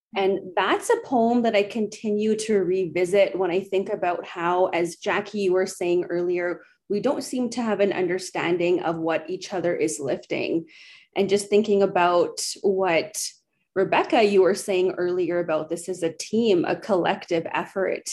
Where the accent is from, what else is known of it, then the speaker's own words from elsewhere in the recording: Edmonton, Alberta, Canada; moved away as an adult; now in Brandon, Canada; I'm originally from Treaty 6 in Edmonton, Alberta, moved recently to Brandon in Treaty 2 territory